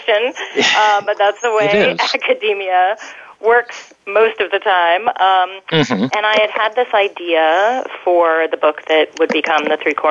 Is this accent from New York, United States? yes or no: no; Colorado, United States; I'm from Colorado